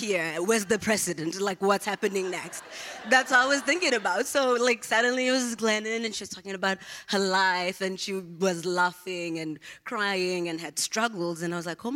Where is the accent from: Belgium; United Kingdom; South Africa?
South Africa; Johannesburg, Gauteng; moved away as an adult; now in United States; I was born and raised in a township in the east of Johannesburg, South Africa.